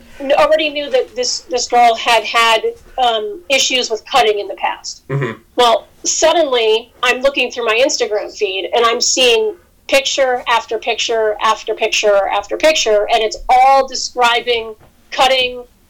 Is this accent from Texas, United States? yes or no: no; Albany, New York, United States; moved away as an adult; also born or lived in Boston, Massachusetts; I started in my hometown, Albany, New York